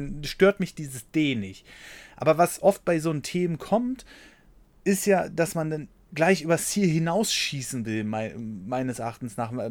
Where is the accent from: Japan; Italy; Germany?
Germany; Berlin; Erstmal bin ich in Berlin aufgewachsen. Wenn hier was rumgefahren ist, ist was ein Trabi.